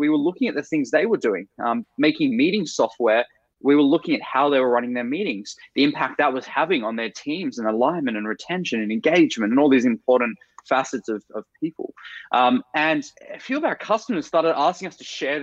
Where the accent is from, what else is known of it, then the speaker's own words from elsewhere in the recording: Australia; moved away as an adult; now in San Francisco, United States; I'm originally Australian.